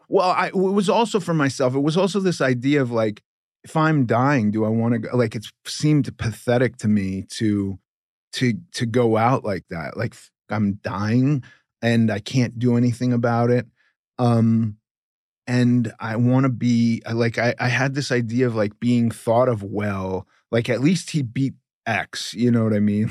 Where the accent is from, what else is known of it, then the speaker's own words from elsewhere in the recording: Los Angeles, California, United States; I grew up in Los Angeles